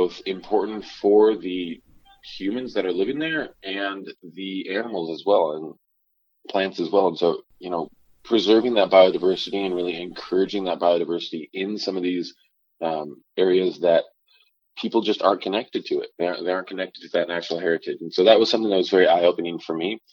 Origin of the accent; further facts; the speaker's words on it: the Palouse, Pacific Northwest, United States; Growing up in the Palouse, it was very interesting to me because it seemed like there wasn't really any natural habitat around.